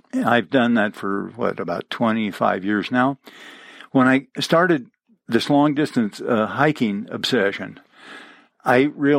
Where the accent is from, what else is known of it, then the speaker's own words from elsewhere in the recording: Champaign-Urbana, Illinois, United States; I grew up mostly in Champaign-Urbana, Illinois, on the prairie, where there were no hills, there were no rocks